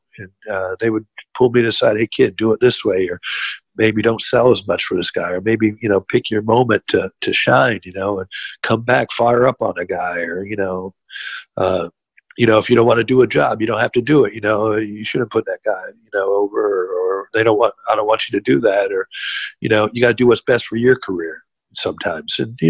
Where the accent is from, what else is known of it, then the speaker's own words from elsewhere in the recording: Jacksonville, Florida, United States; I was raised in Jacksonville, Florida, so there was a lot of surfing. I lived close to the beaches.